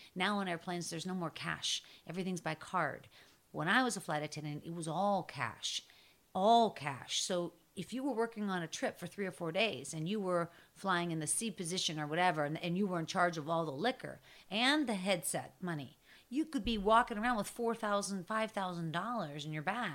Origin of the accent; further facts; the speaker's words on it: Pittsburgh, Pennsylvania, United States; I'm from Pittsburgh